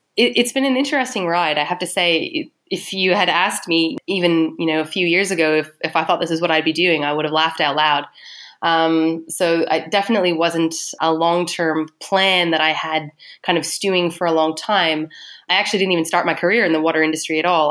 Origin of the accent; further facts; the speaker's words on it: Canada; moved away as an adult; now in Melbourne, Australia; I'm Canadian